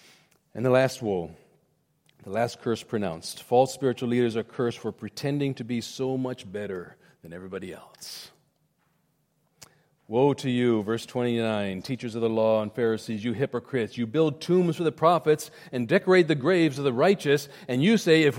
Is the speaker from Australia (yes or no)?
no; India; When I was growing up in India, my parents were there. They would whitewash their homes.